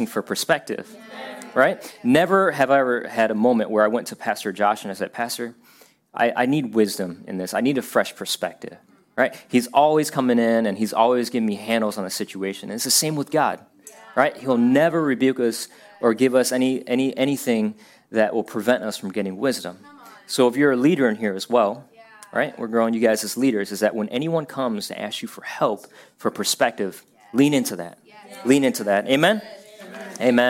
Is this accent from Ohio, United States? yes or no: yes; Ashtabula, Ohio, United States; moved away as an adult; also born or lived in Florida; I grew up in Ohio, a town called Ashtabula, very small town